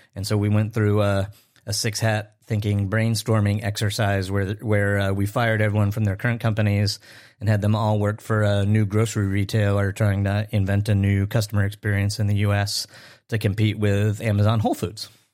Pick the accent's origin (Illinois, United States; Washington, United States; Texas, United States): Illinois, United States; Chicago; my hometown in Chicago